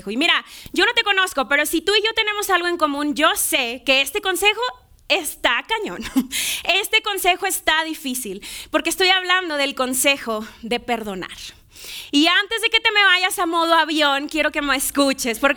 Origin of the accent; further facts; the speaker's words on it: Monterrey, Nuevo León, Mexico; now in Mexico City, Mexico; yo soy yo soy de Monterrey, no, no tengo acento, ya no tengo acento